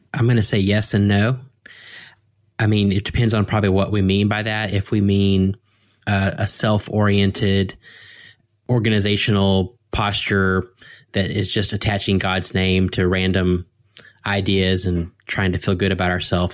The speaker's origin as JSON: {"language": "English", "country": "United States", "said": "as American Christians"}